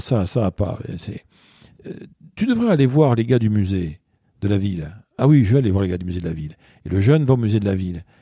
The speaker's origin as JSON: {"language": "French", "town": "Bordeaux", "region": "Nouvelle-Aquitaine", "country": "France", "tie": "born or raised there", "also_born_or_lived": "Basque Country", "moved": "as an adult", "lives_now": "Paris, France", "said": "je suis bordelais d'origine, je suis né à Bordeaux. J'ai grandi enfant, tout petit garçon, j'étais dans le Pays Basque chez mes grands-parents. Et j'ai fait toute ma scolarité vraiment à Bordeaux."}